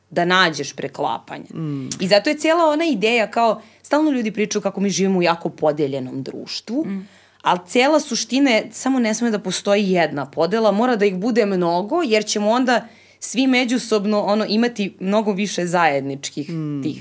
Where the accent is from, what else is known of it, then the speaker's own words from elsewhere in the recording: Serbia; ja sam Srpkinja